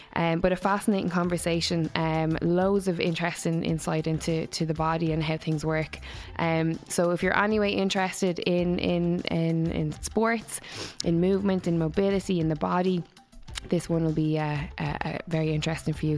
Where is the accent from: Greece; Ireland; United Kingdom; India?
Ireland; Waterford, Munster; moved away; I'm from Waterford originally